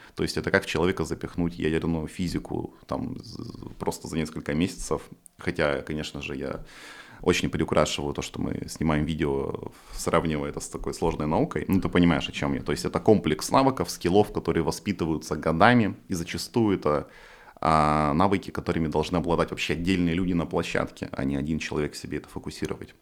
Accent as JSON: {"language": "Russian", "region": "Far East", "country": "Russia", "moved": "yes", "said": "я типа с Дальнего Востока, из деревни"}